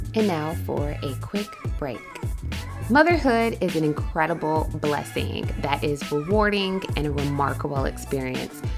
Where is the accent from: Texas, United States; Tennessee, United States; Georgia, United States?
Georgia, United States; South; also born or lived in Atlanta; I grew up in South Georgia, and mm. um, very rural